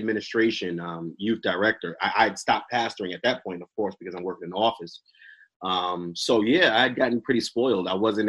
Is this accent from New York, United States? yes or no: yes; New York City, New York, United States; I grew up on 136th and 8th Ave.